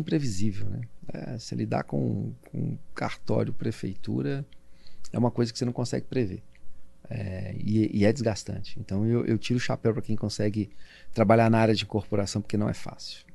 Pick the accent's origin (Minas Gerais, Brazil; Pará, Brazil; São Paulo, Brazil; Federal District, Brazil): Minas Gerais, Brazil; eu sou mineiro